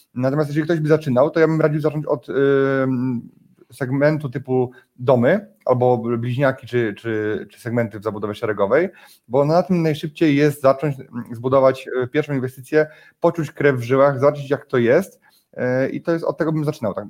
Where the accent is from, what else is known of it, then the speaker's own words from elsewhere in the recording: Poland; u nas w Warszawie